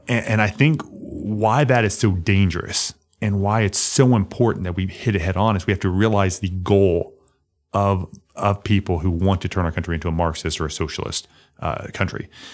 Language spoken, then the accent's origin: English; Limestone County, Alabama, United States; born or raised there